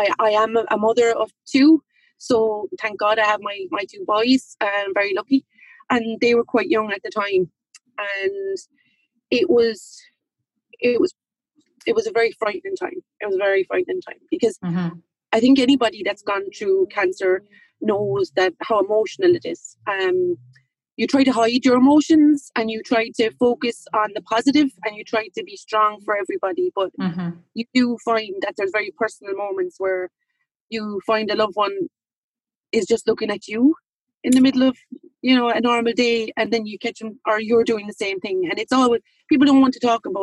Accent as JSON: {"language": "English", "town": "Limerick", "region": "Munster", "country": "Ireland", "said": "I'm from Limerick City, but I live in County"}